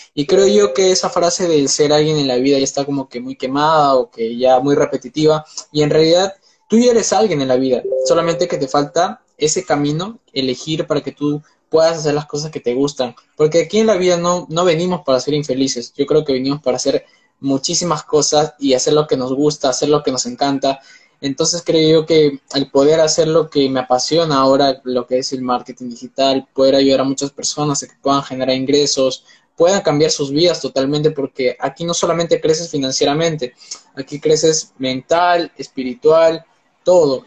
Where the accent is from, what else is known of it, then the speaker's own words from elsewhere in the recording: Peru; tengo 19 años, soy de Perú